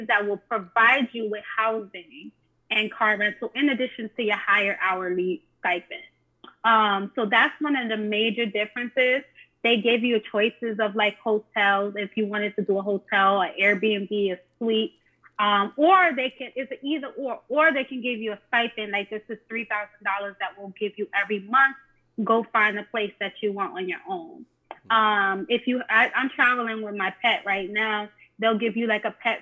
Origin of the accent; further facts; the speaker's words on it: New York City, New York, United States; moved away as an adult; now in California, United States; I was born and raised in New York City, specifically the Bronx, New York